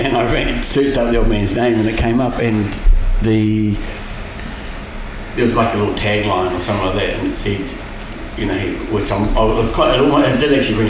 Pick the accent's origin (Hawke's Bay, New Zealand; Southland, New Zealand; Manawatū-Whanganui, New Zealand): Hawke's Bay, New Zealand; Waimarama; also born or lived in Wellington; But born in Wellington, but moved to Hawke's Bay and started school living. I grew up in Waimarama.